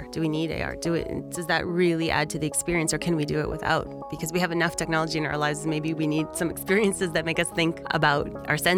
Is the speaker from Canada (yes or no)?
yes; Canada; moved away as an adult; now in London, United Kingdom; I'm Canadian. I've been living in London for 20 years.